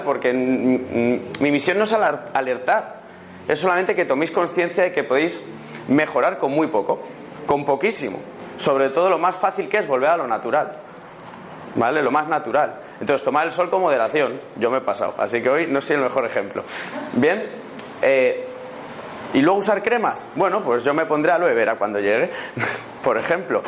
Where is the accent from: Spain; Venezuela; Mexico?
Spain; Madrid, Community of Madrid; also born or lived in Málaga; vengo de Madrid, creo que se me nota en el acento que no soy malagueño